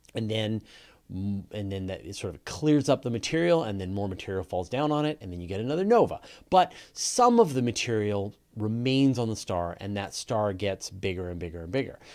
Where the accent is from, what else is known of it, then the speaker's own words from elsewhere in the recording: Canada; accent: Canadian; I just have a Canadian accent.